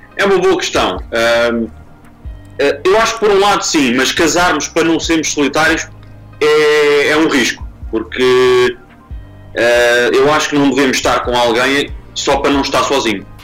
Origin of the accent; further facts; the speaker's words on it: Lisbon, Portugal; sou lisboeta